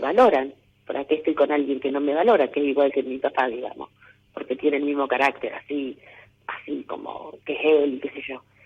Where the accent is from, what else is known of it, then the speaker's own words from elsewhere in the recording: Venado Tuerto, Santa Fe, Argentina; De Venado Tuerto